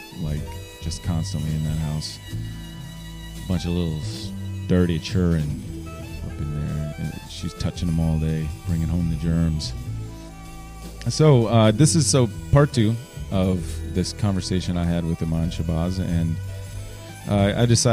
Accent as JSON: {"language": "English", "town": "Richmond", "region": "Virginia", "country": "United States", "tie": "born or raised there", "said": "Growing up in Churchill, going to Richmond Public Schools, it's just been there all along"}